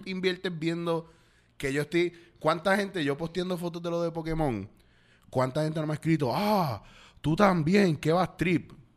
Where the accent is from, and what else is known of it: Puerto Rico